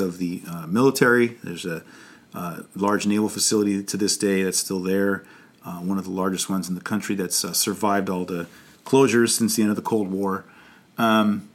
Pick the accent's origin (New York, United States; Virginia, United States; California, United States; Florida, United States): California, United States; Los Angeles; I am from Los Angeles